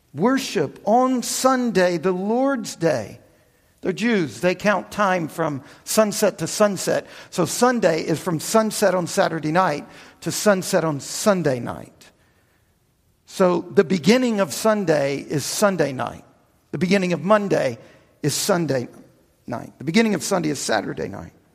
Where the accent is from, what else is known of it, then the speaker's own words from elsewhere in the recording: United States; also born or lived in Louisiana / Texas; I grew up in the Bible Belt down in Louisiana and in Texas as a Baptist